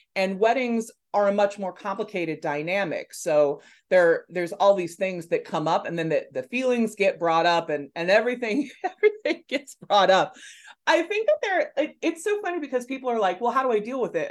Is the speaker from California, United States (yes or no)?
yes; Los Angeles, California, United States; I'm from Los Angeles